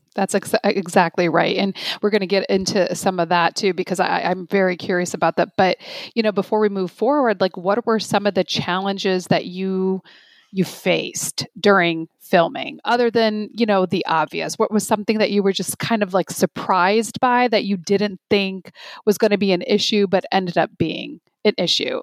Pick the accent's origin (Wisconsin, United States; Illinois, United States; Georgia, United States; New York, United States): Illinois, United States; Chicago; I'm from Chicago, so like the Midwest